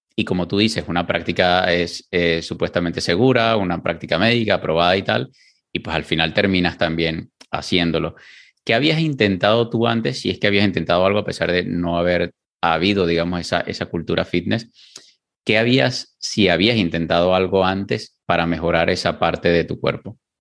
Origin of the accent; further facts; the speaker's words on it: Venezuela; yo soy venezolano